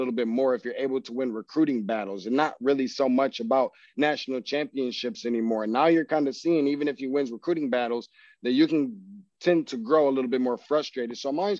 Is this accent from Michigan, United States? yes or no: yes; Michigan, United States; I'm not from Missouri. I'm from Michigan